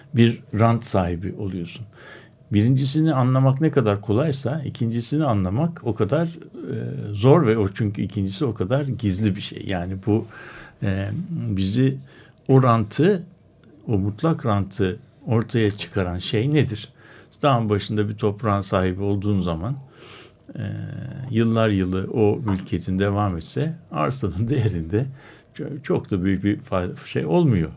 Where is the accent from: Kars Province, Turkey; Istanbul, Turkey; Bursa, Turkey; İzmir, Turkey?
Istanbul, Turkey; born or raised there